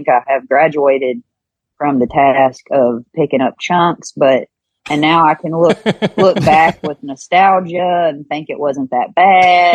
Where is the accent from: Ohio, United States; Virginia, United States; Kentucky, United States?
Kentucky, United States; born or raised there